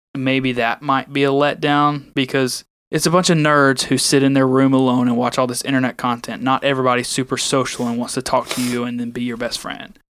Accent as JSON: {"language": "English", "region": "Alabama", "country": "United States", "said": "I'm from Al-, Alabama too."}